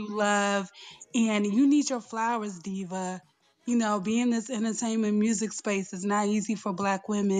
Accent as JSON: {"language": "English", "area": "Prince George's County", "region": "Maryland", "country": "United States", "tie": "born or raised there", "said": "I turn 50 next year. So yeah. Every time I hear you start that off, girl, that takes me right back to Longo High School in Prince George's County, Maryland, in the DMV, all day, every day."}